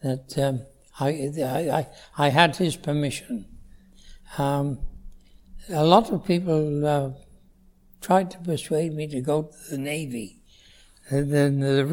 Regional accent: Wales, United Kingdom; moved away as an adult; now in Canada; I was born in Wales, yes. And in 1919. So it's quite a privilege to be around at the moment. Yes, I was born into a normal Welsh family

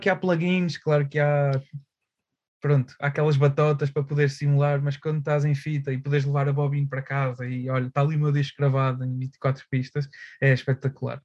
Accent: Aveiro, Centro, Portugal; moved away as an adult; also born or lived in Porto; acabei por mudar para Aveiro, uh, o sítio onde eu cresci, pronto, voltei

